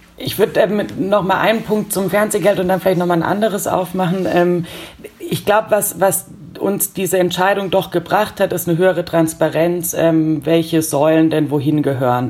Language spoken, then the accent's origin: German; Germany; bei uns in Deutschland